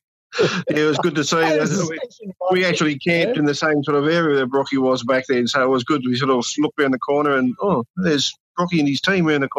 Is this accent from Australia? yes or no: yes; Canberra, Australian Capital Territory, Australia; now in Yass, Australia; I'm originally from Canberra, so I was Canberra boy for a long, long time.